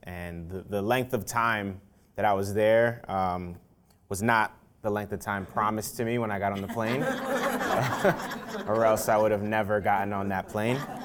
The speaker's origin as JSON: {"language": "English", "town": "New York City", "region": "New York", "country": "United States", "tie": "born or raised there", "also_born_or_lived": "Nigeria / Louisiana", "said": "growing up in the South Bronx"}